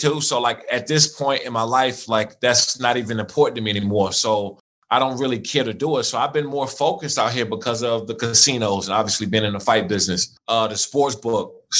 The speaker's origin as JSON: {"language": "English", "area": "Prince George's County", "region": "Maryland", "country": "United States", "tie": "born or raised there", "said": "I grew up in Maryland in Prince George's County in Washington, D.C. during a crack epidemic."}